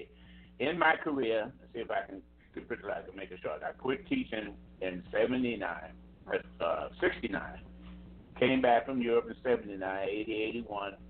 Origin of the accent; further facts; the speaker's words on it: Roosevelt, New York, United States; the band program at Roosevelt High School, my hometown